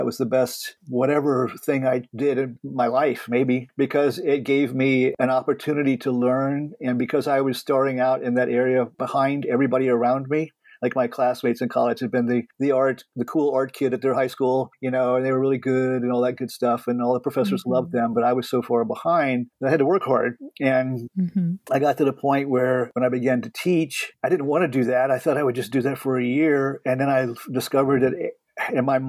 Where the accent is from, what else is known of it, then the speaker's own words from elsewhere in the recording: San Antonio, Texas, United States; also born or lived in Northeast United States; now in Northeast, United States; I'm from San Antonio